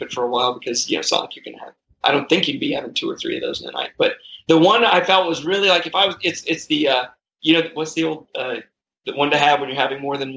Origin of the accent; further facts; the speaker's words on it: San Antonio, Texas, United States; moved away; I was born in San Antonio